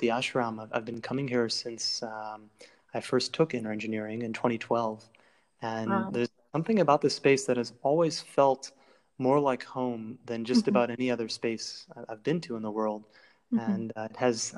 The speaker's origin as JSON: {"language": "English", "town": "Cleveland", "region": "Ohio", "country": "United States", "tie": "born or raised there", "said": "I grew up in Cleveland, Ohio"}